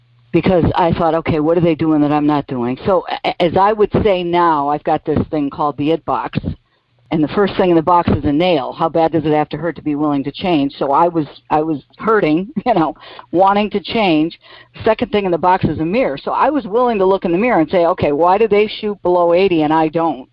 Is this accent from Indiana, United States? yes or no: no; Silver Creek, New York, United States; moved away as an adult; also born or lived in Buffalo, New York / Florida; I'm from Silver Creek, New York